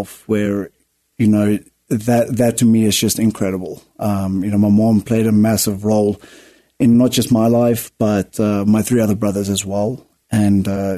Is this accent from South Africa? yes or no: yes; Pretoria, Gauteng, South Africa; first language Afrikaans; English is a second language; moved away as an adult; now in United States; originally I'm from Pretoria, South Africa. I was born in there in the good old, 1993